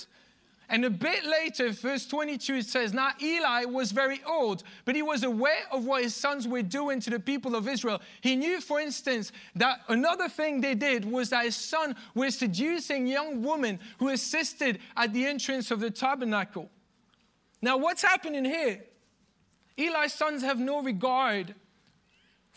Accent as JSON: {"language": "English", "country": "Belgium", "moved": "yes", "said": "I'm from Belgium"}